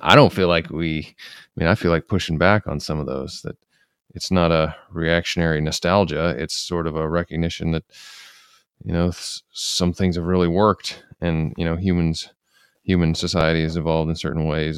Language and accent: English; United States; as American conservatives